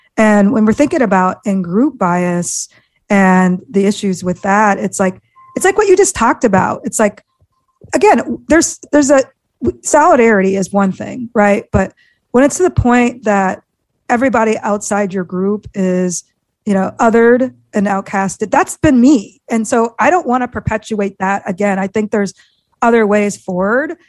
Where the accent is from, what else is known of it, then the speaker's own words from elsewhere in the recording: Iowa, United States; I grew up in Iowa of all places